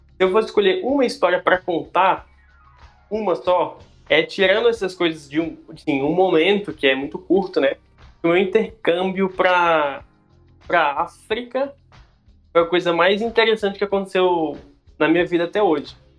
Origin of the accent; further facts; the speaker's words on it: Brasília, Federal District, Brazil; moved away as an adult; also born or lived in Ceará / Goiânia; Eu sou de Brasília, original de Brasília, mas já morei no Ceará, já morei fora do país e já morei em Goiânia.